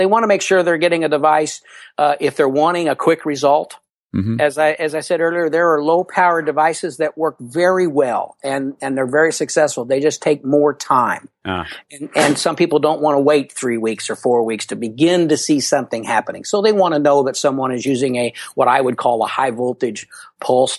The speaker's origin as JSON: {"language": "English", "town": "Louisville", "region": "Kentucky", "country": "United States", "said": "I'm from Louisville, Kentucky"}